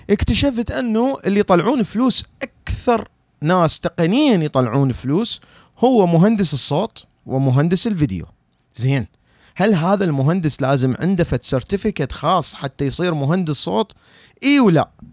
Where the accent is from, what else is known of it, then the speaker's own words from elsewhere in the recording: Iraq; moved away as an adult; now in United States; انا عراقي انا عراقي